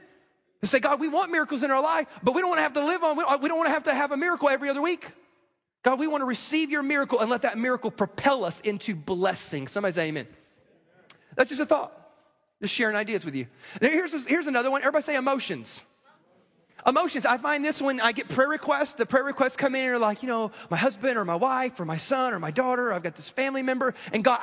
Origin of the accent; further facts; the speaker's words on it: the South, United States; I grew up in the South